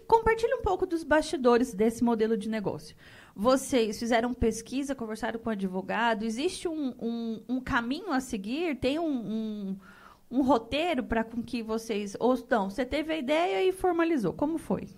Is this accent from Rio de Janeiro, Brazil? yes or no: no; Rondonópolis, Mato Grosso, Brazil; eu nasci nessa terra.